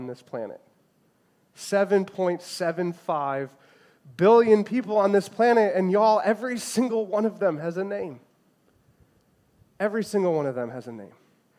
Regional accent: Chicago, Illinois, United States; I grew up in the Chicagoland area

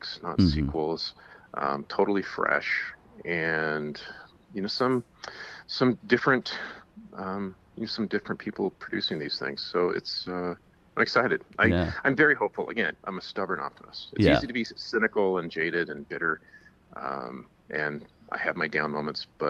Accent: Ashland, Oregon, United States; I grew up in Ashland, Oregon, which is a theater town.

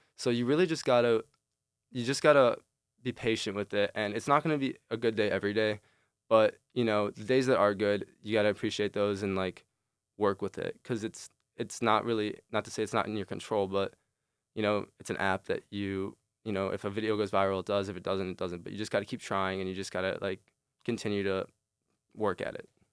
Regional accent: Chicago, Illinois, United States; moved away as an adult; now in East Lansing, United States; I'm originally from Chicago.

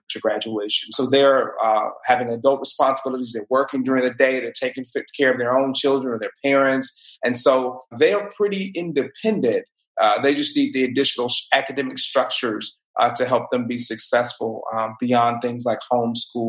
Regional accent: Mobile, Alabama, United States; from Mobile, born and raised, a product of our public schools here in Mobile

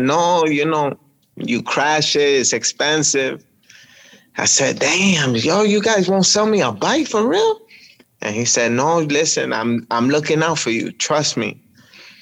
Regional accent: New York City, New York, United States; I grew up in Washington Heights, so upper Manhattan

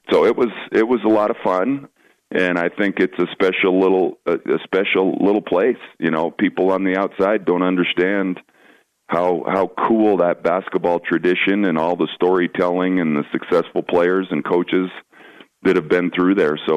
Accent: Shelby, Montana, United States; I came from Shelby, and I don't know, you know, the listeners who's ever been up to the gym at Shelby High School

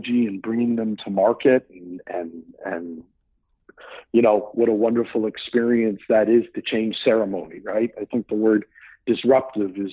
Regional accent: Hamilton, Ontario, Canada; moved away as an adult; also born or lived in Los Angeles, California; I wanted to be from Hamilton

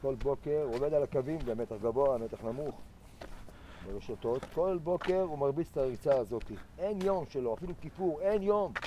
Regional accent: Ein HaEmek, Northern District, Israel; moved away as an adult; now in Yokneam, Israel; אני במקור מעין העמק

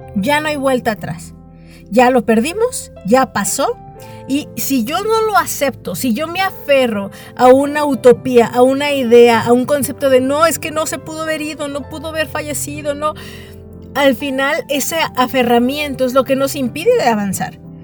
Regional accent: Mexico; yo nací, por ejemplo, aquí en el país de México.

